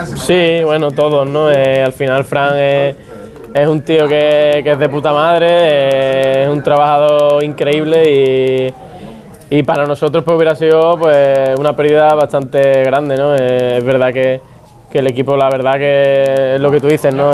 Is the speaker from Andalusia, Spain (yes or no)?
yes; Andalusia, Spain; Yo soy andaluz